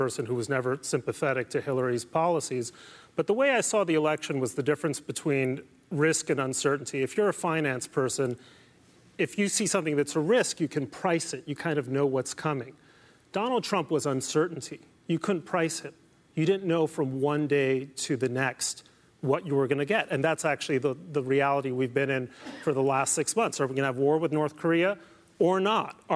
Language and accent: English; Mexico City, Mexico; moved away; I grew up in Mexico City. I speak fluent Spanish